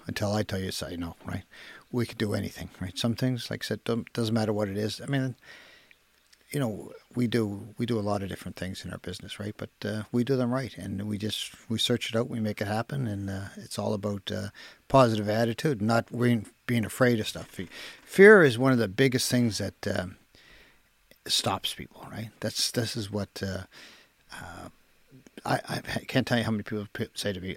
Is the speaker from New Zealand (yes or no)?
no; Halifax, Nova Scotia, Canada; I remember my first memories of Fairview were fighting